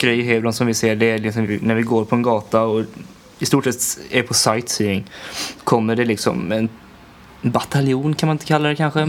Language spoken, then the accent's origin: Swedish; Sweden; hemma i Sverige